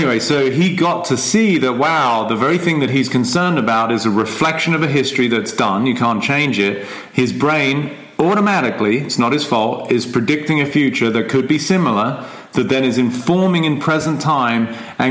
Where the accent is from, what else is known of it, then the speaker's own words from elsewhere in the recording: England, United Kingdom; I am English, which, you know, everybody's going to agree on because I was born in England